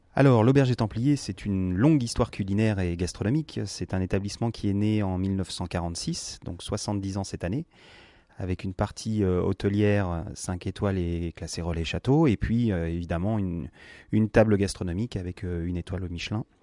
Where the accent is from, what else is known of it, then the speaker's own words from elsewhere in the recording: France; on est français